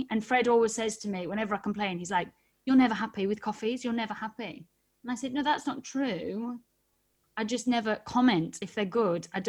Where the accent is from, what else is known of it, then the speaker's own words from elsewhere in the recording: United Kingdom; I'm very British.